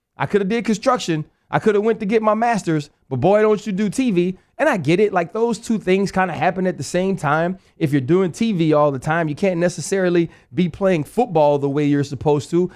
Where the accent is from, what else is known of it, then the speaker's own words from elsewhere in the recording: New Orleans, Louisiana, United States; Born and raised there.